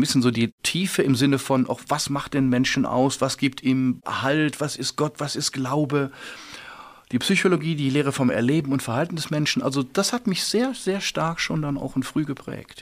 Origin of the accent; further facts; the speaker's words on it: Remscheid, North Rhine-Westphalia, Germany; da bin ich schon äh, groß geworden mit sehr viel Regen, mit sehr viel naja, wo die kleinen Kinder mit Regenschirm geboren werden, bergisches Land